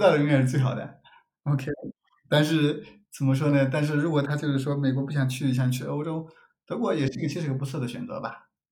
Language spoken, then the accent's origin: Chinese; China; accent: Chinese; moved away as an adult; also born or lived in United States; now in Germany; 我的 accent 就是中国人的口音